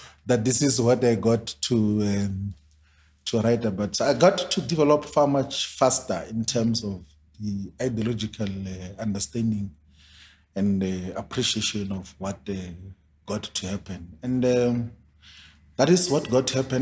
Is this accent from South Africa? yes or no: yes; South Africa; I'm from Maoni's village